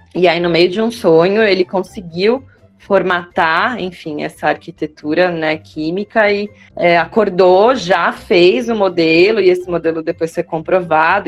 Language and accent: Portuguese; Osasco, São Paulo, Brazil; also born or lived in Jandira; now in São Paulo, Brazil; eu sou de Osasco